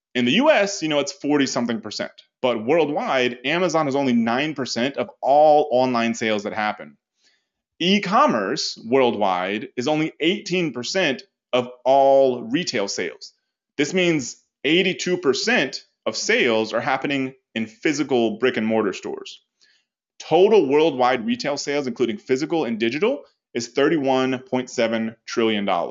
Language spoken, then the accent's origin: English; United States; as an American